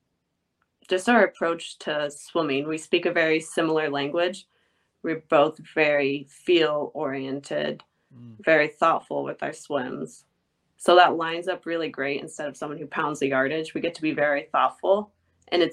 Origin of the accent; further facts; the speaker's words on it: Indiana, United States; moved away as an adult; now in Austin, United States; I grew up in Indiana